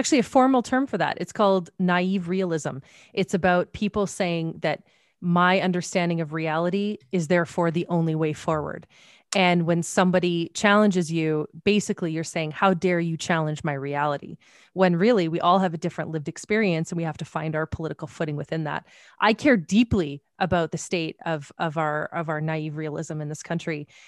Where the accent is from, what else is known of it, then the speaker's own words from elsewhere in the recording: Canada; I'm Canadian